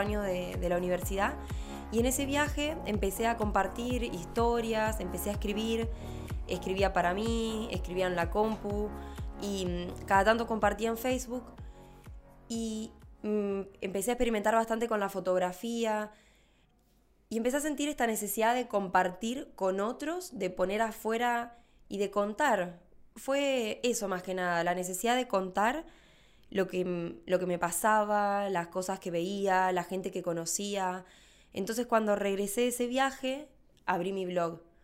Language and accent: Spanish; Rafaela, Santa Fe, Argentina; soy de Rafael a Santa Fe